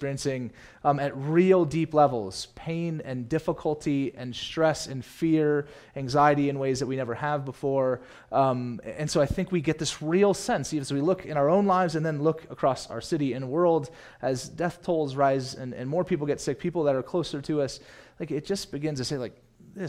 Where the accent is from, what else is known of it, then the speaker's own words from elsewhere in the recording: Southern California, United States; I grew up in Southern California, so we had season passes to Disneyland